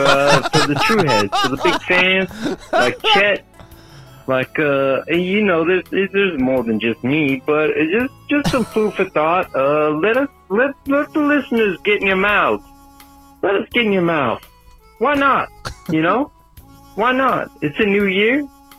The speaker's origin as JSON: {"language": "English", "town": "Pacific Palisades", "region": "California", "country": "United States", "tie": "born or raised there", "said": "You know, I grew up in California, Pacific Palisades"}